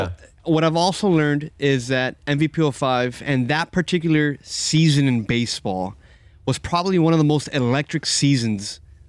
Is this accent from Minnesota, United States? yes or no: no; Miami, Florida, United States; born or raised there; now in Doral, United States